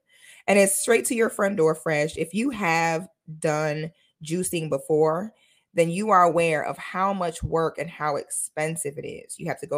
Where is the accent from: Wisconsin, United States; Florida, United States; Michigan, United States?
Florida, United States; I am a Florida girl, honey. I'm a Florida girl from head to my toe. I grew up barefoot on the St. John's River in the middle of the Ocala National Forest.